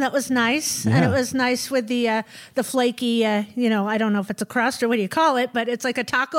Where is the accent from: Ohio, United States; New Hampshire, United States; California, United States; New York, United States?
California, United States; I'm just from California.